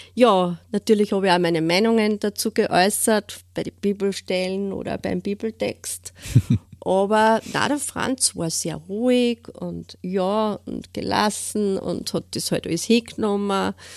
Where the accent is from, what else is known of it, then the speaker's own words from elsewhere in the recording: Steyr, Upper Austria, Austria; ich wohne äh, in Steyr in Münichholz